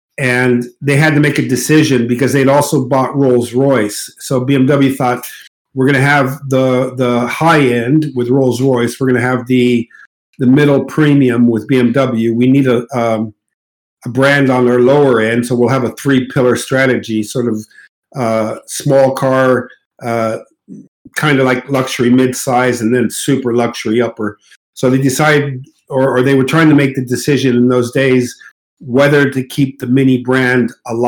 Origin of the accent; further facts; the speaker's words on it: Casablanca, Casablanca-Settat, Morocco; accent: mid U.S.; I grew up, born and raised in Morocco, Casablanca, Morocco.